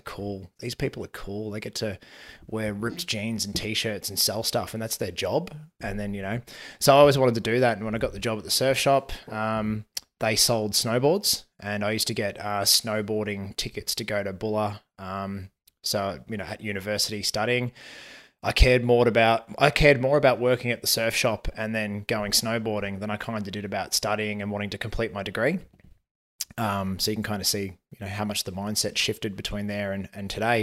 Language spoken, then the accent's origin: English; Melbourne, Victoria, Australia; grew up in the southeast suburbs of, uh, Melbourne, so out in Endeavour Hills